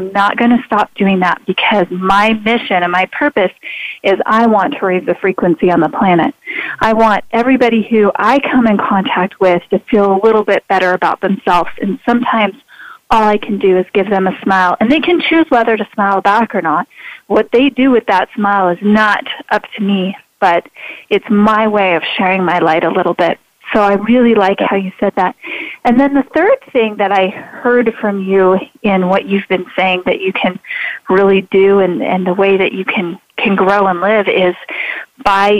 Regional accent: Idaho, United States; I'm a girl from Idaho. I live in a town still of less than 5,000

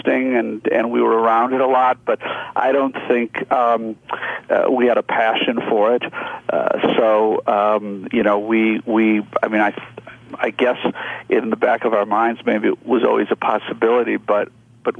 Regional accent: Milwaukee, Wisconsin, United States; moved away; also born or lived in Hollywood; I grew up in the Midwest, which was great. Milwaukee, Wisconsin

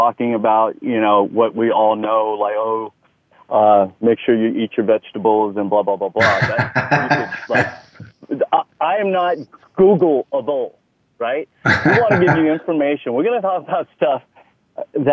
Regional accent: Texas, United States; accent: Texas; moved away; It was a large part of my life, Texas is. Some people may notice that in my accent.

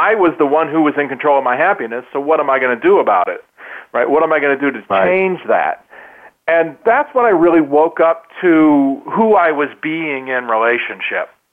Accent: Kansas City, United States; moved away; I'm from Kansas City originally, and we were back home

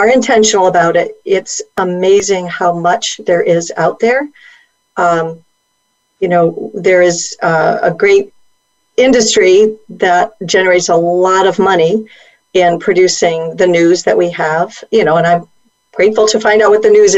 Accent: Bloomfield, Connecticut, United States; I grew up right near Hartford and Bloomfield, and, you know, kind of a suburban growing up, small town, middle

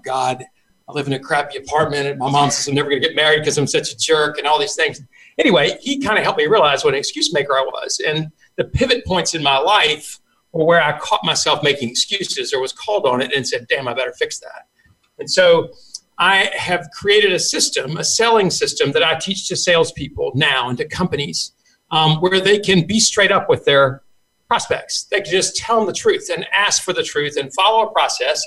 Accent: South Carolina, United States; I grew up in in South Carolina

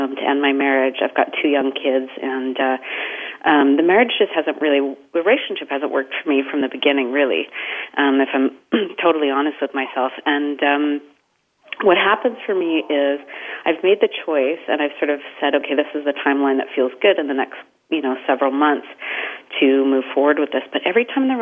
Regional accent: Canada; now in Houston, United States; I'm Canadian, so I won't be talking like a Texan today, but I am from living in Houston

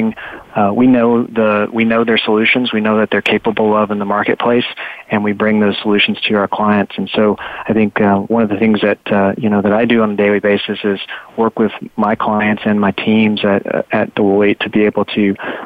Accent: Texas, United States; I am from Texas

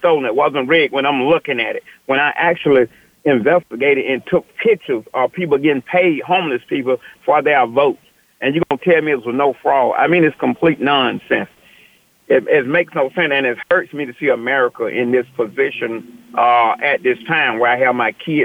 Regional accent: the South, United States; I was raised in the South.

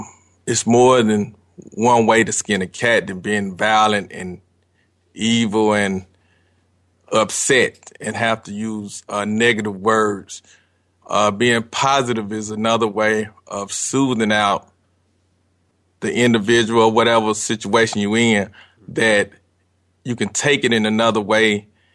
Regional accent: Atlanta, Georgia, United States; I'm from Atlanta, Georgia.

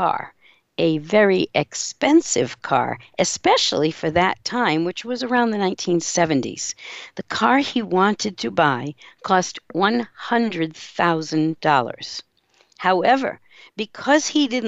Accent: Seekonk, Massachusetts, United States; I grew up in Massachusetts in a little town called Seekonk, Massachusetts.

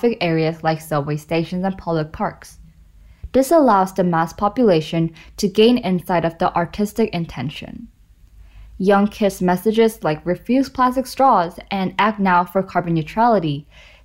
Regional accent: South Korea; I'm from South Korea

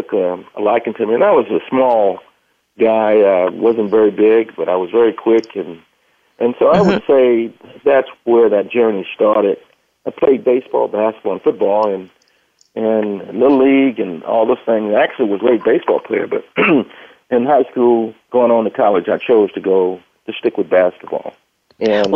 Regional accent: Los Angeles, California, United States; born or raised there; also born or lived in Fort Worth, Texas

